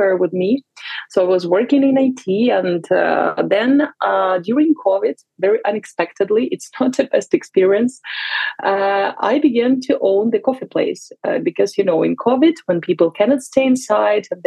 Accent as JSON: {"language": "English", "town": "Vinnytsia", "region": "Vinnytsia Oblast", "country": "Ukraine", "tie": "born or raised there", "moved": "as an adult", "lives_now": "Barcelona, Spain", "said": "I'm originally from Vinnytsia. Many people are confused. They think it's Venice, but it's Vinnytsia. It's like two hours of drive to drive from Kyiv. So it's in the central part of Ukraine. It's my hometown."}